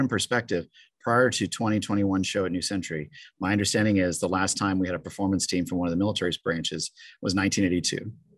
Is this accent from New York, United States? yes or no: no; Grand Island, Nebraska, United States; I grew up outside Grand Island, Nebraska